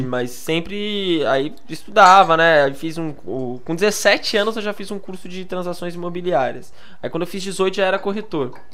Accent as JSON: {"language": "Portuguese", "town": "Praia Grande", "region": "São Paulo", "country": "Brazil", "tie": "born or raised there", "said": "sou lá da Praia Grande, né? Da Baixada Santista"}